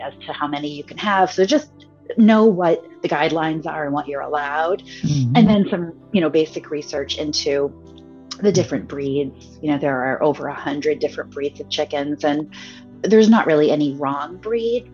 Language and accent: English; New England, United States; I grew up in New England.